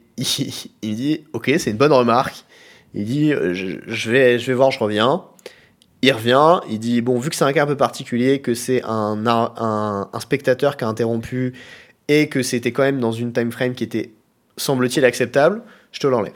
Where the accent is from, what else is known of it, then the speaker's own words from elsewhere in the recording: Chambray-lès-Tours, Centre-Val de Loire, France; moved away; also born or lived in Nantes; Je suis né à Chambray-les-Tours. Je suis donc tourangeau de naissance